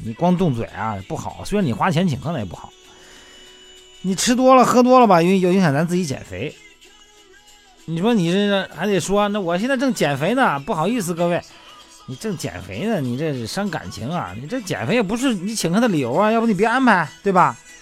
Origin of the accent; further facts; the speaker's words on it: Shandong, China; now in Beijing, China; 我们老家山东的